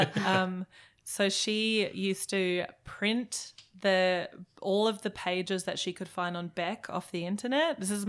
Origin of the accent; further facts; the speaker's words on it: Germany; also born or lived in Melbourne / Brisbane; now in Australia; Well, I'm from Germany actually. Sure. And when I moved to Australia, when my family moved to Australia because my dad got a job in Melbourne.